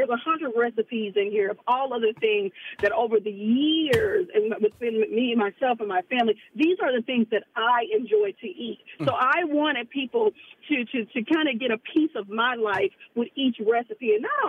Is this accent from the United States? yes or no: yes; Memphis, Tennessee, United States; And I'm from the South, like I said, from Memphis.